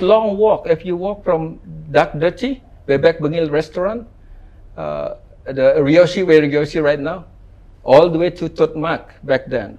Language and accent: English; Ubud, Bali, Indonesia; I grew up in Ubud. Mm. Uh, no shoes, no asphalt road.